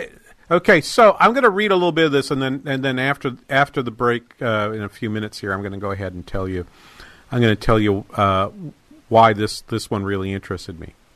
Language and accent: English; Manchester, New Hampshire, United States; moved away; Manchester in New Hampshire, the major city and my hometown